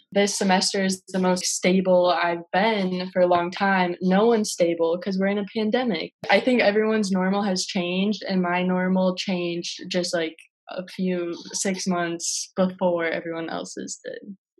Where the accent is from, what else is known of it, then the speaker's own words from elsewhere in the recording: Minneapolis, Minnesota, United States; I'm from South Minneapolis, like very proud of it.